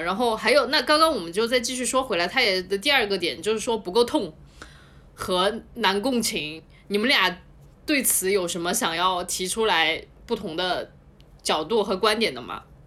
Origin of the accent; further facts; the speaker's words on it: Chongqing, China; accent: Chongqing dialect; 就跟重庆的一模一样，完全互通，所以我当时整个人就嗨了，然后我就觉得我这一辈子竟然有幸能够在大荧幕上面看到一部我自己家乡话演的这么严肃的作品